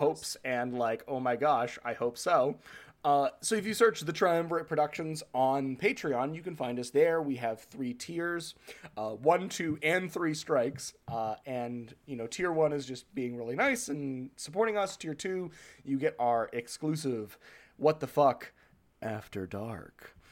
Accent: New Hampshire, United States; I grew up in New Hampshire

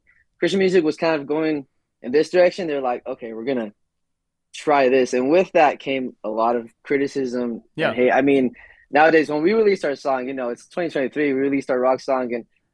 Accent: United States; first language English; Our first language is English because we were raised in the States

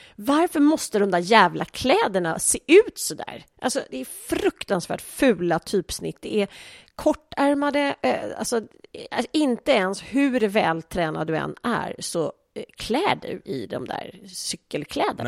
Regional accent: Sweden; vi som svenskar

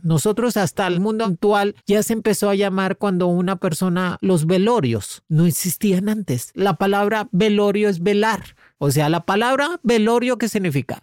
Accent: Cuba; also born or lived in Spain / United States; now in Mexico; me fui de Cuba, me fui lejos, me fui

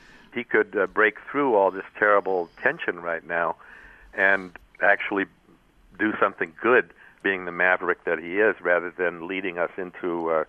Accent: United States; They bore no apparent hostility toward me as an American.

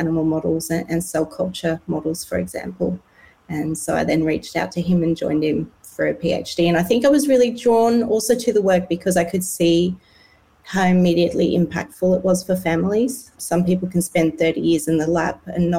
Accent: Cape Town, Western Cape, South Africa; now in Perth, Australia; I grew up in Cape Town in South Africa

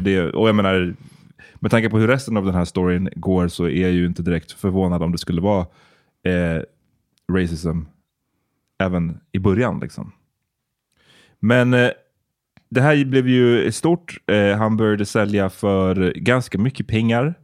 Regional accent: Sweden; som barn i Sverige.

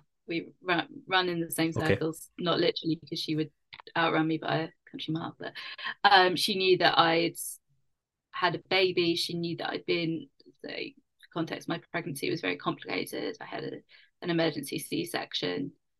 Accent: London, United Kingdom; It's my hometown.

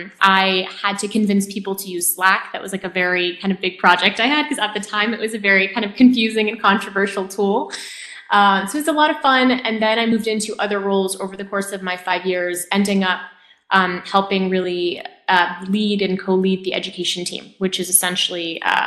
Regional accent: France; moved away as an adult; also born or lived in Japan; now in United States; And then I moved to France. And I spent, I'd say, my early years growing up in France. Then I moved to Japan. I spent like middle school, well, I say later elementary, middle school in Japan, then moved back to France for high school, and then to the U.S. for college.

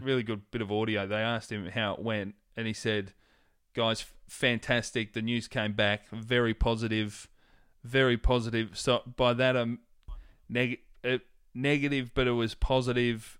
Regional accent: Hoppers Crossing, Victoria, Australia; where I grew up in Hoppers

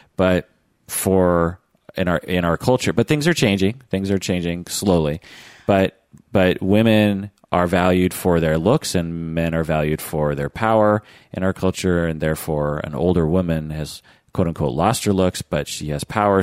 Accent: the Northwest, Pacific Northwest, United States; growing up in the Northwest

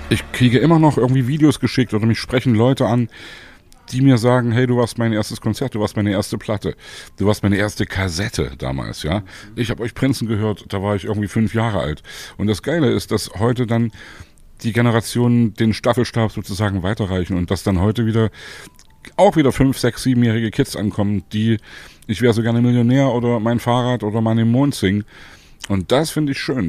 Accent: Leipzig, Saxony, Germany; ich komme aus Leipzig und Leipzig ist meine Lieblingsstadt

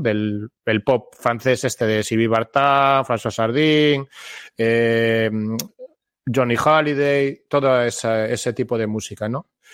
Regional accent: Galicia, Spain; yo soy de aquí de toda la vida, aunque estuve unos años viviendo fuera

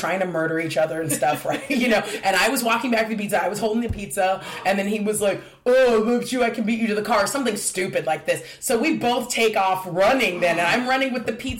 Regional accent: Diamond Bar, California, United States; moved away; I grew up in a town, a city called Diamond Bar, California.

